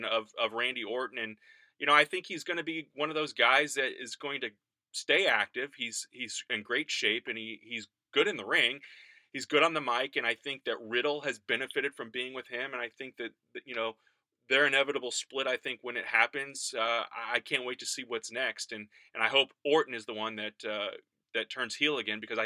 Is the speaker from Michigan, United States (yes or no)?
no; High Ridge, Missouri, United States; High Ridge is where I grew up